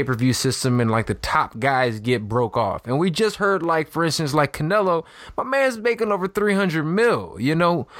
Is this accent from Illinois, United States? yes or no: yes; Chicago, Illinois, United States; my hometown